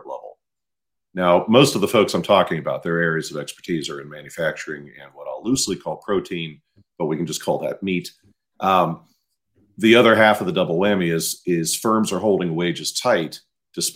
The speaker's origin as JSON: {"language": "English", "region": "Midwest", "country": "United States", "moved": "yes", "said": "I'm from the Midwest"}